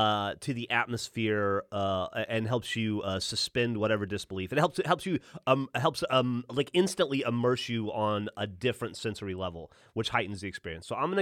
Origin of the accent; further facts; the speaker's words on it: Alabama, United States; When I was... I grew up in Alabama, mostly. I moved around a lot.